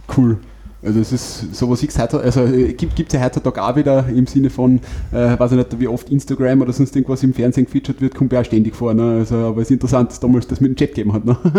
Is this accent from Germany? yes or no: no; Wolfsberg, Carinthia, Austria; im Bezirk Wolfsberg jetzt, wo ich herkomme